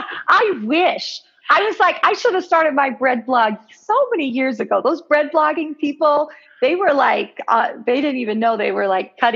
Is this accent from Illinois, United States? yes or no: no; Colorado, United States; we lived in the same state and we never met in person. Like, come on, that's so bizarre that we're all from Colorado.